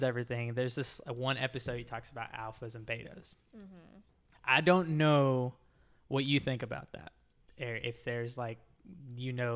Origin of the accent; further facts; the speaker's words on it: Texas, United States; now in Florida, United States; I grew up in Texas.